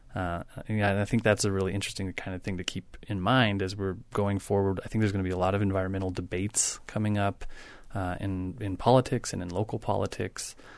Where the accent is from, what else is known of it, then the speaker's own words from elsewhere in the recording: Wyoming, United States; I grew up in Wyoming